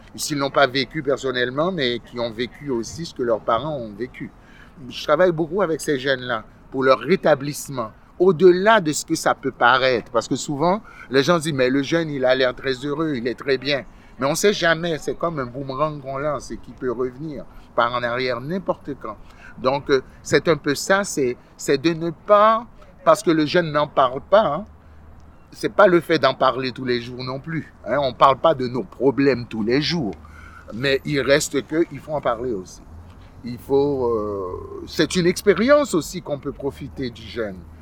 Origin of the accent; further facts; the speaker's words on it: Quebec, Canada; also born or lived in Haiti; je suis arrivé au Québec, euh, ça fait très très longtemps, j'étais très jeune, euh, j'avais une dizaine d'années. Je suis arrivé d'Haïti en 1977.